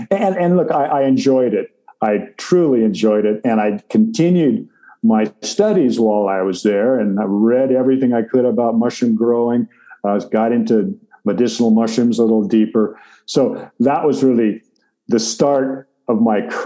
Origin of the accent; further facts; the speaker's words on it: Pacific Northwest, United States; I was raised in the Pacific Northwest